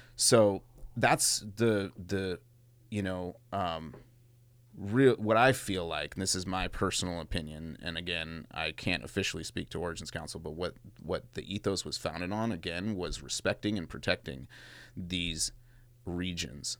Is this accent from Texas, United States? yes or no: no; Mendocino, California, United States; cats I grew up with in Mendo